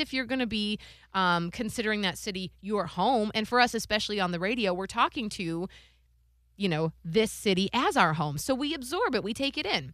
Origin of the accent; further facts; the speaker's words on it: Cleveland, Ohio, United States; I'm from Cleveland, Ohio